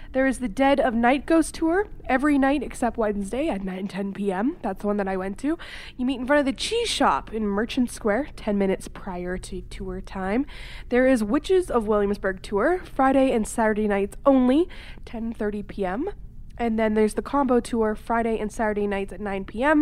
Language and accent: English; Canada; I am from Canada